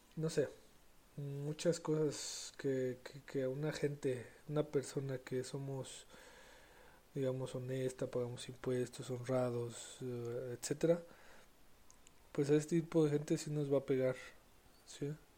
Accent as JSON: {"language": "Spanish", "region": "San Luis Potosí", "country": "Mexico", "said": "yo que soy de San Luis"}